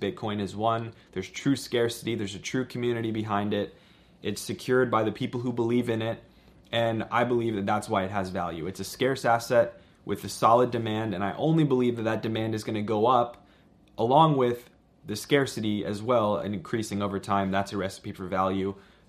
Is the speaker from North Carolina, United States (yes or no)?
no; Washington, District of Columbia, United States; I don't live in Canada. I'm from Washington, D.C.